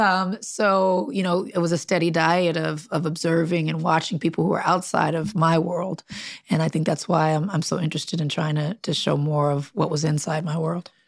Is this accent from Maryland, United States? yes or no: no; Compton, California, United States; also born or lived in Long Beach, California; grew up in Compton